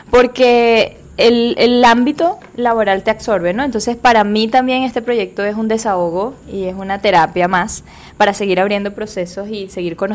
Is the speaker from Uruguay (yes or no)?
no; Trujillo, Venezuela; born there; also born or lived in Valencia, Venezuela; Yo nací en Venezuela, en el estado Trujillo